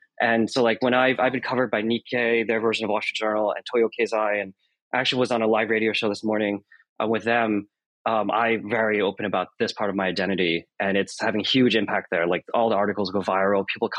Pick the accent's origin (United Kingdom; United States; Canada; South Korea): United States; also born or lived in Japan; I was not proud at all of being Asian when I was growing up in America in a mostly white town.